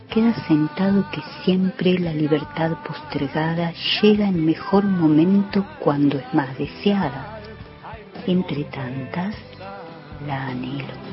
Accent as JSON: {"language": "Spanish", "town": "Villa Luzuriaga", "region": "Buenos Aires Province", "country": "Argentina", "said": "Buenos días a todas y todos. … de Villa Luzuriaga."}